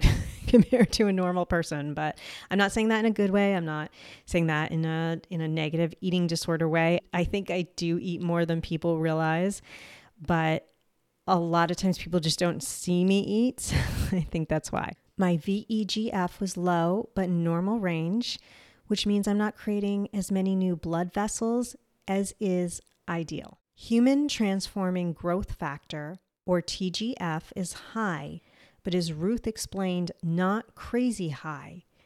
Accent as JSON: {"language": "English", "region": "New Jersey", "country": "United States", "accent": "Jersey", "said": "my Jersey accent"}